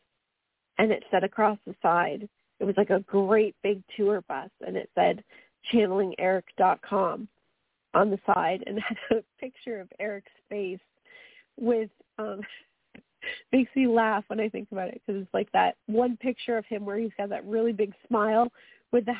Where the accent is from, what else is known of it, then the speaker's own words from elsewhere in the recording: Canada; accent: Canadian; my Canadian accent